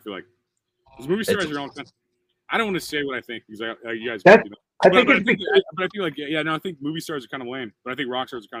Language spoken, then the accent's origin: English; Midwest, United States; As a dude, I'm like from the Midwest. I'm some loud moron from the Midwest.